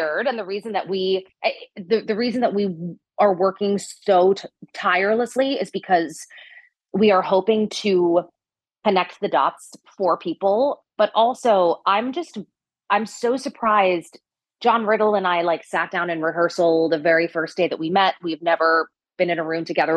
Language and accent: English; New Jersey, United States; I'm from New Jersey. I'm Italian.